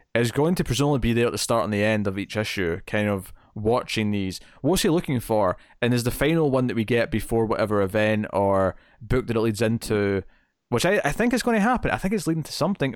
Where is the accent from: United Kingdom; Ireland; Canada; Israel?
United Kingdom; Scotland; I'm Scottish